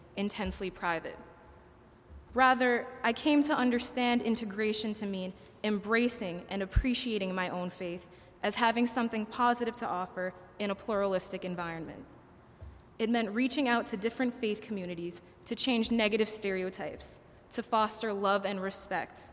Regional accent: United States; Growing up in a South Asian community, I had developed an understanding of Islam that was culturally specific and didn't always accord with my situation as an American.

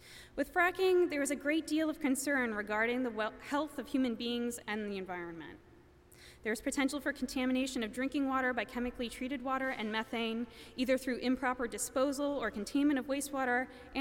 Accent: Pennsylvania, United States; moved away; my home state of Pennsylvania

